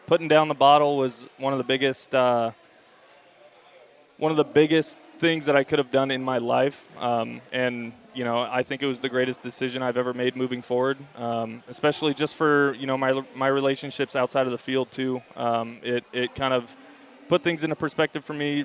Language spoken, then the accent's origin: English; Campbell, California, United States; Growing up in the Bay Area